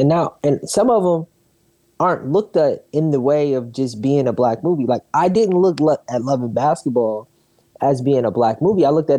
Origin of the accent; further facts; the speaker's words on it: Milwaukee, Wisconsin, United States; I'm a nigga from Milwaukee